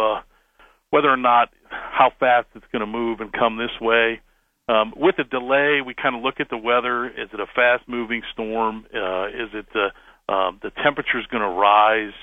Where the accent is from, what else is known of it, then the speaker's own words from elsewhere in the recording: Canton, Ohio, United States; we just listened to the radio, WHVC, growing up in Canton